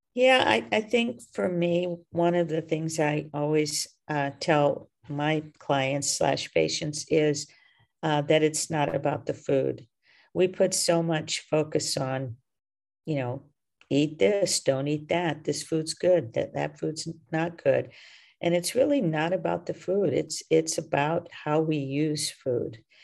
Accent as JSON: {"language": "English", "region": "the South", "country": "United States", "tie": "born or raised there", "said": "I was raised in the South"}